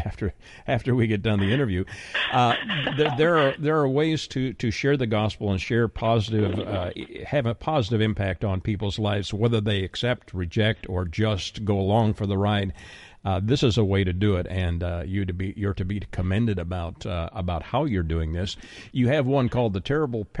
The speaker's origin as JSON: {"language": "English", "country": "Canada", "moved": "yes", "lives_now": "Texas, United States", "said": "I'm currently living in Texas. I'm originally from Canada."}